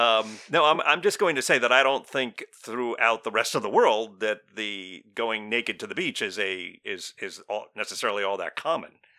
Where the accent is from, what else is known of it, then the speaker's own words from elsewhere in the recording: United States; we're from the United States of America